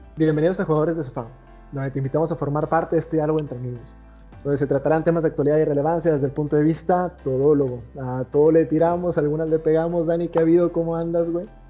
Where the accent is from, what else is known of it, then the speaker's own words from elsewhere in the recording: Mexico; como mexicano